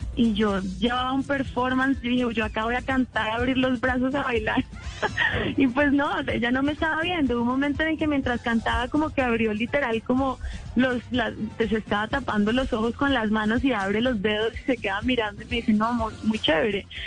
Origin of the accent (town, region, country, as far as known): Colombia